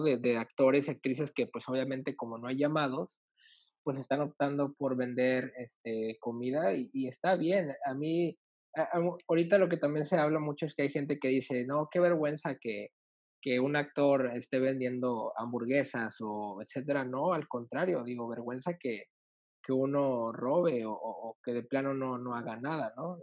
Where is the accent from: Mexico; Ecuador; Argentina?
Mexico; northern Mexico; moved away; yo soy obviamente de México, pero yo soy del norte. Entonces, de donde soy no, no, no tiembla